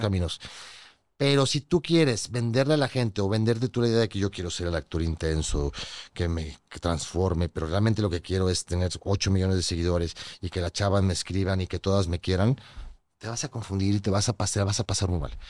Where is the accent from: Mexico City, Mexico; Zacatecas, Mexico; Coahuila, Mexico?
Coahuila, Mexico; Torreón; moved away; a Torreón de donde soy